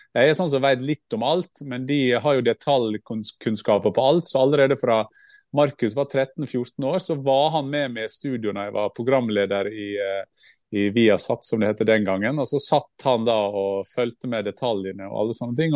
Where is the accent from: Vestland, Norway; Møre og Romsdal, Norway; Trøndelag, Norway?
Møre og Romsdal, Norway; Gursken, Sunnmøre; jeg er oppvokst i Gursknobb og Sunnmøre